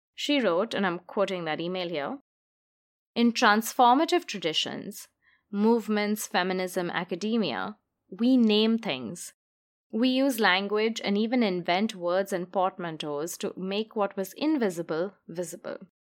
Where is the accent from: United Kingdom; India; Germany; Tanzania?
India; moved away as an adult; now in New York, United States; I was born and brought up in India and only moved to New York in my mid 20s